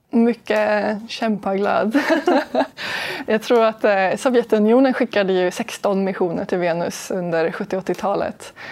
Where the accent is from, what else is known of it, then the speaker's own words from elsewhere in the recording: Sweden; vi är en minoritet svenskar i min forskargrupp i Kiruna